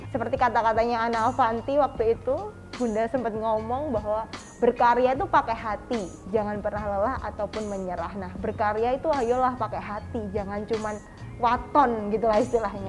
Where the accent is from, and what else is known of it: Klaten, Central Java, Indonesia